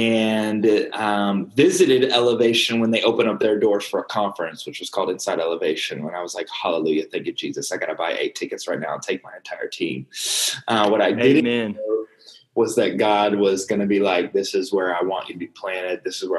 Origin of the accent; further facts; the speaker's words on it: Dallas, Texas, United States; moved away as an adult; also born or lived in Albuquerque, New Mexico; I am from Dallas, Texas. I have grown up in church all my life.